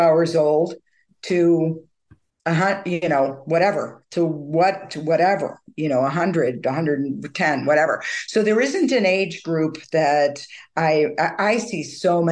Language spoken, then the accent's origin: English; United States; also born or lived in England / Vancouver, Canada; as an American